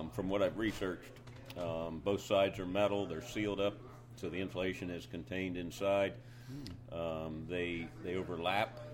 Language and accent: English; Lancaster County, Pennsylvania, United States; born or raised there; moved away as an adult; also born or lived in North Carolina